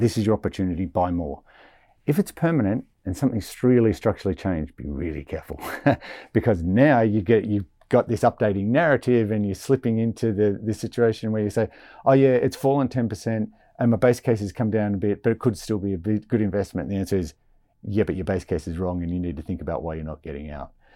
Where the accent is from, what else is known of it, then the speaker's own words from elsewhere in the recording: Australia; I'm Australian